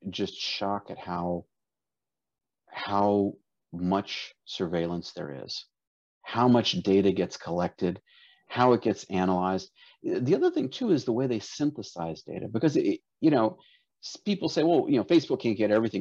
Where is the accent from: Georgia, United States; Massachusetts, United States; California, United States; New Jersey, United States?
Georgia, United States; South; also born or lived in Dallas, Texas / Kazakhstan; now in Tallahassee area, United States; I grew up in South Georgia